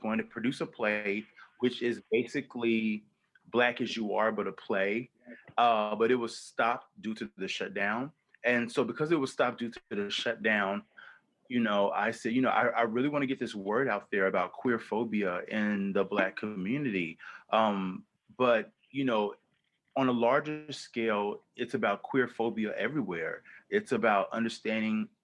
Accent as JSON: {"language": "English", "region": "the South", "country": "United States", "tie": "born or raised there", "said": "my own self as a queer Black man growing up in the South"}